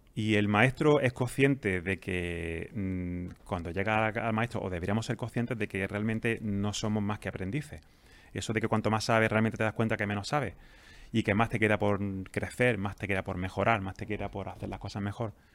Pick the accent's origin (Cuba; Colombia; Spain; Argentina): Spain; Jaén, Andalusia; also born or lived in Granada; now in Almería, Spain; yo soy de Jaén. Ah, eh, pues, estudié en Granada y ahora vivo en Almería